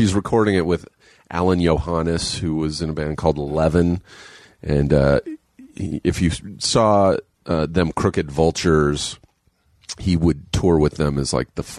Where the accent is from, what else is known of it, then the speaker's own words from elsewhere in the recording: Riverside, California, United States; I'm from Riverside, which is... It's basically desert.